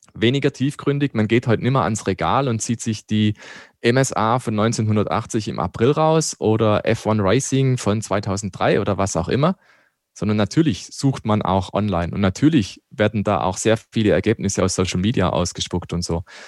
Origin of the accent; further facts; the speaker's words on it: Black Forest, Baden-Württemberg, Germany; now in Landshut, Germany; Ich komme ja aus dem Schwarzwald